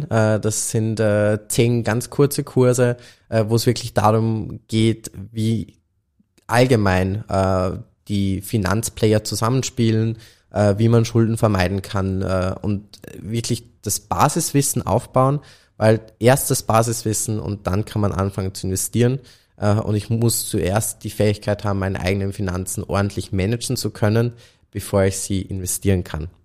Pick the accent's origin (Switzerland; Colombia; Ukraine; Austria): Austria; auch wenn wenn es jetzt als Österreicher fast äh